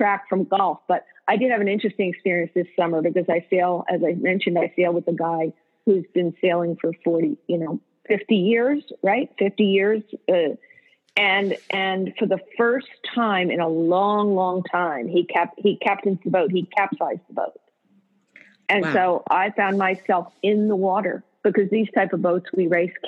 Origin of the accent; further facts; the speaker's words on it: Morristown, New Jersey, United States; we also grew up in Morristown, New Jersey